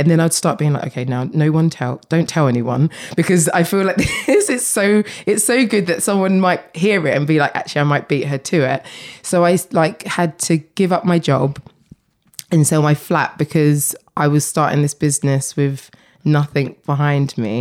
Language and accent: English; Essex, East of England, United Kingdom; I grew up in Essex